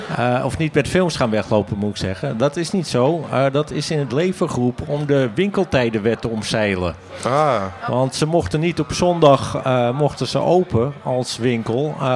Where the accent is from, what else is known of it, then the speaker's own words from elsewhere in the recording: Hoorn, North Holland, Netherlands; Ik kom uit Horen